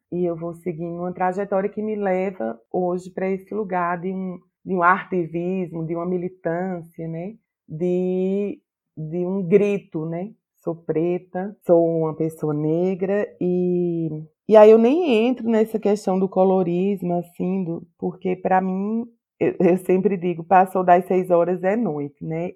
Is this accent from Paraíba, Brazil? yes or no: yes; Campina Grande, Paraíba, Brazil; moved away as an adult; now in Brasília, Brazil; eu sou paraibana, nordestina